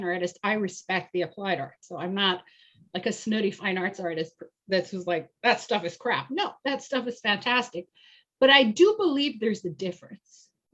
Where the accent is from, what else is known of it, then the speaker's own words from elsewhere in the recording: Iran; moved away; I'm originally from Iran, and I lived through the violent Islamic Revolution in 1978.